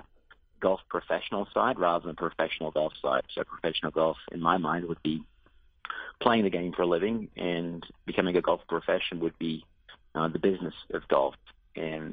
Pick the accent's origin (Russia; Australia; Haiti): Australia; moved away as an adult; Growing up in Australia, I had visions of playing professional Aussie rules football